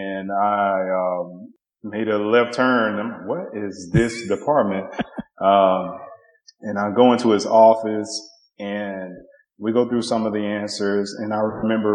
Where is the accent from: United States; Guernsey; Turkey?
United States; Covington, Tennessee; moved away as an adult; also born or lived in Memphis, Tennessee / Pittsburgh, Pennsylvania; I'm originally from Tennessee, so I spent probably half of my life in Memphis, half to a little bit greater than half in a small town by the name of Covington, Tennessee